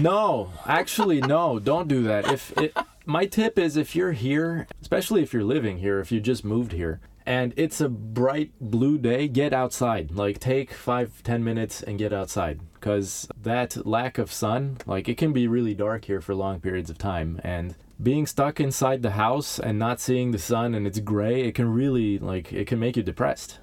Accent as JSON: {"language": "English", "town": "Los Angeles", "region": "California", "country": "United States", "tie": "born or raised there", "moved": "as an adult", "lives_now": "Stockholm, Sweden", "said": "I grew up in Southern California"}